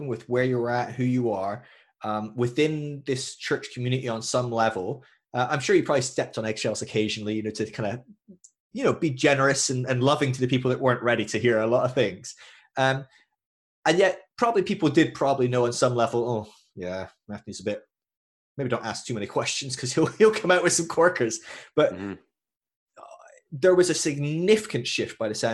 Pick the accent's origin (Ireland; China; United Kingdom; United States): United Kingdom; Scotland; I'm Scottish